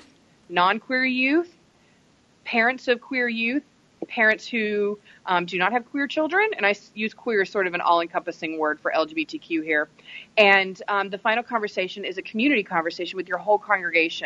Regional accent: the South, United States; accent: southern; my southern accent

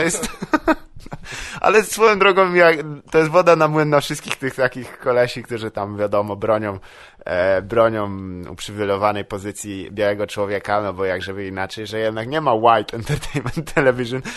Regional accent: Wrocław, Lower Silesian Voivodeship, Poland; also born or lived in Psary; Ja jestem z Wrocławia. Y, tam się urodziłem i tam też się wychowałem większą część swojego życia, a potem się przeprowadziłem do Psar

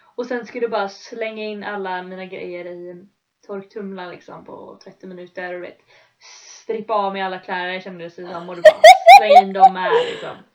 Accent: Sweden; moved away as an adult; vi mhm. bodde där hemma, eller hemma, liksom, hemma i Sverige på berget

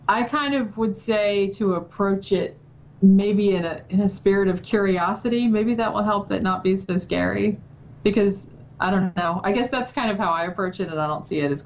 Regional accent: Daytona Beach, Florida, United States; I grew up in Daytona Beach, Florida

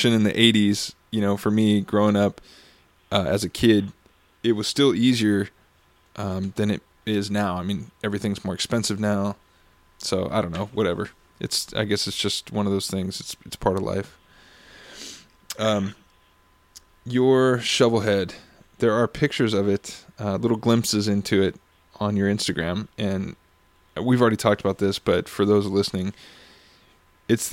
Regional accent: Costa Mesa, California, United States; I grew up in Costa Mesa, Newport area

